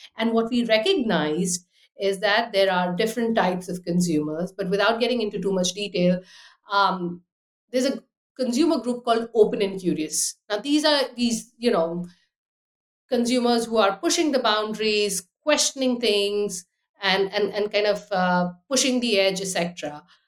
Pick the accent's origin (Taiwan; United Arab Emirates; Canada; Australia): United Arab Emirates; moved away as an adult; also born or lived in Delhi, India / Austria; now in London, United Kingdom; I was born in Delhi, grew up in the Abu Dhabi, Dubai, so lots of people, big city life